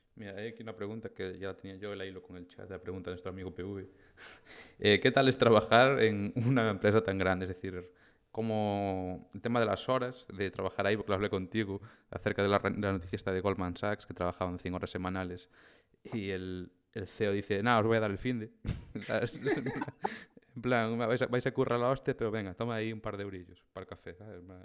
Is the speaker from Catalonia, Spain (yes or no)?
no; O Grove, Galicia, Spain; mi pueblo, de, del Grove